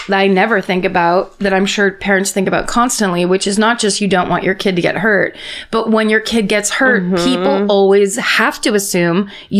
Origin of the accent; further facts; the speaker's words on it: Dallas, Texas, United States; I'm from Dallas, Texas, and people here love to go to the dirty ass lakes and go tubing.